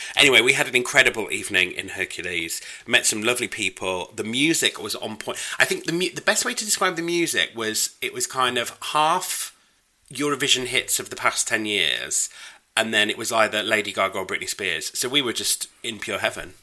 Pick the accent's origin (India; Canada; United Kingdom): United Kingdom; I am festively British